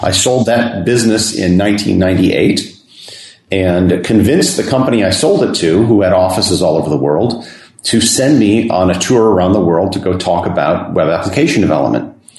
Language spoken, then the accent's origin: English; United States; moved away